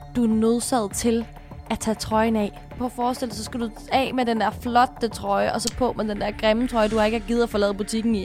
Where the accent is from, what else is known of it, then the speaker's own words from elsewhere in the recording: Sorø, Zealand, Denmark; Jeg kommer fra Sorø